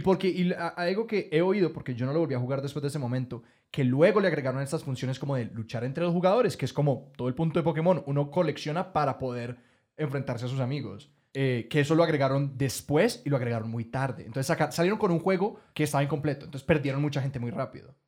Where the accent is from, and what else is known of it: Colombia